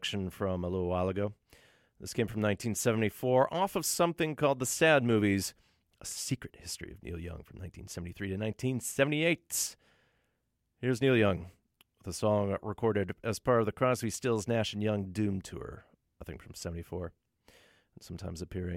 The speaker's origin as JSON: {"language": "English", "country": "Finland", "said": "my home country is how the Finns rake their forests in Finland"}